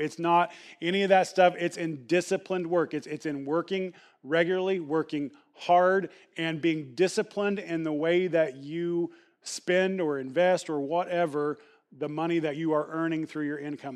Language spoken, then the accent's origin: English; the Bible Belt, United States; growing up in the Bible Belt